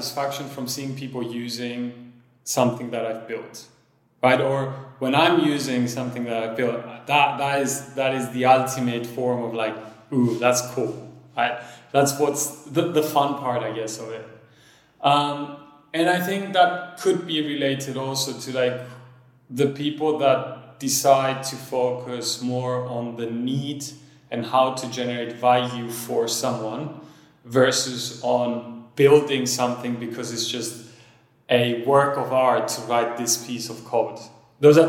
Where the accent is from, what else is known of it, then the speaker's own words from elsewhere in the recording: Cyprus; also born or lived in France; I was born in France, but then grew up in Cyprus